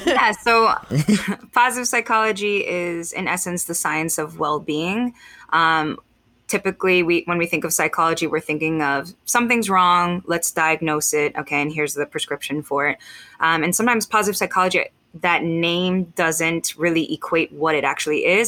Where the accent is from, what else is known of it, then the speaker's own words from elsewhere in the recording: United States; I am mixed Filipino American.